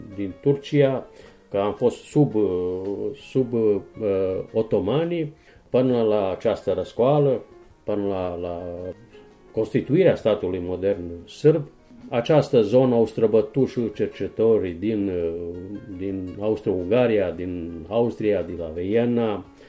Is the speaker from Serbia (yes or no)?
yes; Timok Valley, Southern and Eastern Serbia, Serbia; sunt omul locului